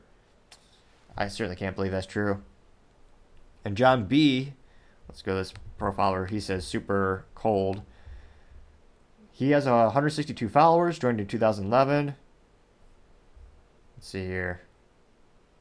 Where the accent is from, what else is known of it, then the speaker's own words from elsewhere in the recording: Midwest, United States; when I was a kid back in the day growing up in the Midwest